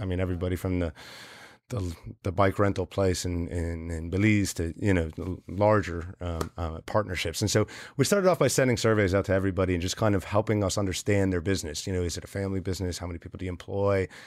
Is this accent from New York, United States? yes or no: no; New Jersey, United States; I'm from New Jersey.